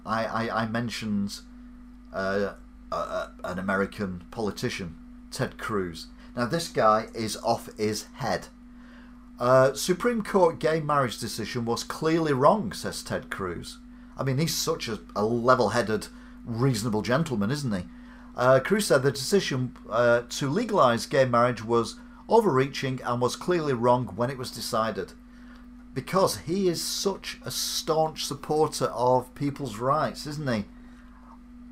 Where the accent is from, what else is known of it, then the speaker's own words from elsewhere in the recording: England, United Kingdom; I'm English